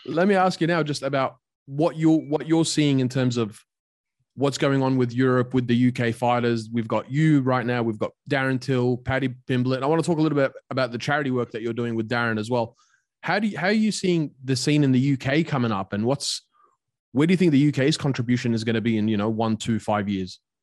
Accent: Australia; I grew up in Australia, but also I moved to Australia when I was nine years old

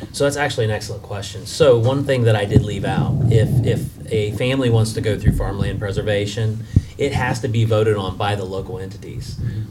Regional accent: West Alexandria, Ohio, United States; born and raised in West Alexandria in Preble County

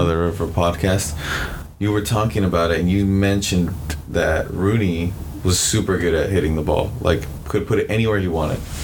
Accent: United States; being American

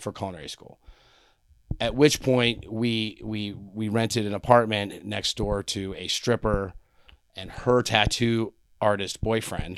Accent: New York, United States; I was from New York and my parents, my parents cooked mac and cheese out of a box

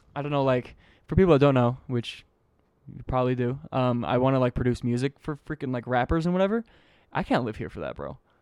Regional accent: Utah, United States; also born or lived in Tennessee; I lived there. I was born there, moved here when I was two, went back when I was six, came back when I was eight

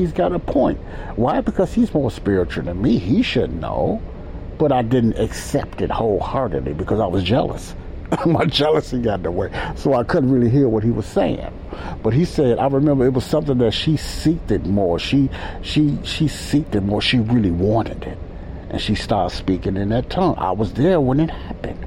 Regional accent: Chicago, Illinois, United States; moved away; also born or lived in Mobile, Alabama; I was brought up in the Church of God in Christ here in Chicago, and then I moved around

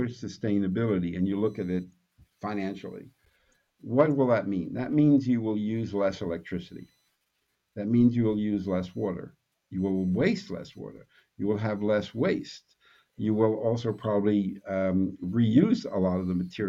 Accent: New York City, New York, United States; I'm from Brooklyn

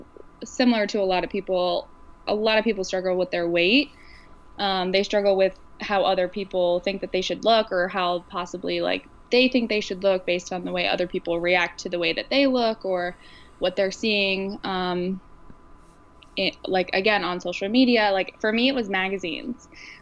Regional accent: Virginia Beach, Virginia, United States; So I grew up in Virginia Beach. My family moved here. My dad was in the Navy, shocker.

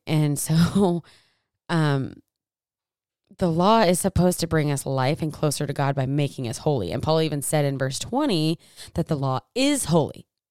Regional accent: United States; I'm from Americas

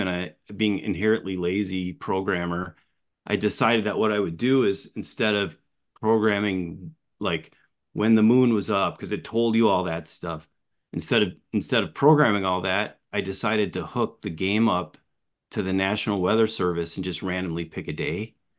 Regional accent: Appleton, Wisconsin, United States; I was born and raised early years in Appleton

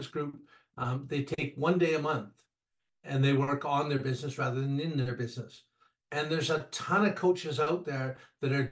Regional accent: Canada; I'm Canadian

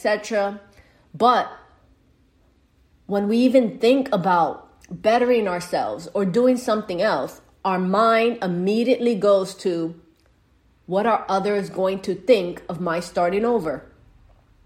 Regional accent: New York City, New York, United States; Growing up in the Bronx, New York, I lived in a house

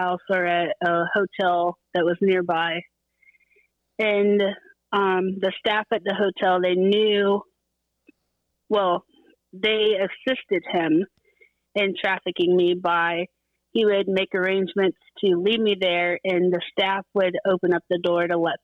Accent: Central Florida, United States; I grew up in Central Florida

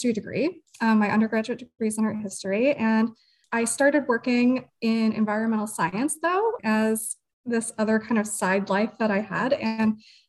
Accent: Oregon, Ohio, United States; also born or lived in Toledo, Ohio; I am a Toledo native. I actually was born in Toledo, but grew up in Oregon. So out by the lake area

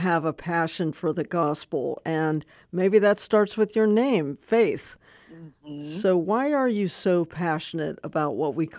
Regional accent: Pittsburgh, Pennsylvania, United States; I'm from the Pittsburgh area.

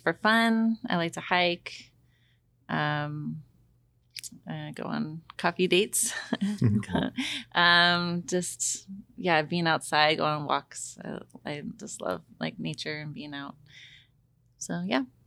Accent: Corbett, Oregon, United States; I grew up in Corbett, Oregon

